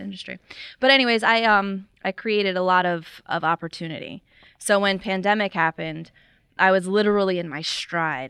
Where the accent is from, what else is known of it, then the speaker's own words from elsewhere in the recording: Florida, United States; moved away; I did not grow up around here, though. I grew up in Florida